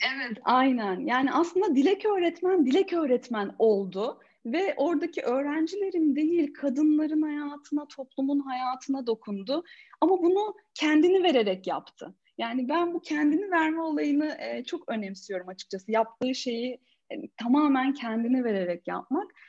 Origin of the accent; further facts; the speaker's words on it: Ordu, Turkey; moved away as an adult; ben Ordu'da doğdum, 18 yaşına kadar oradaydım.